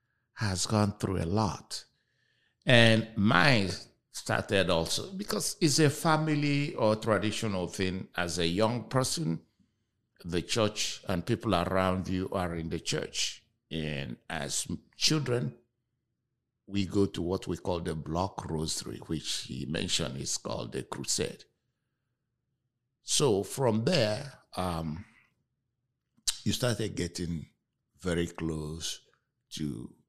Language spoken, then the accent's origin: English; Nigeria; now in Houston, United States; I'm also originally from Nigeria.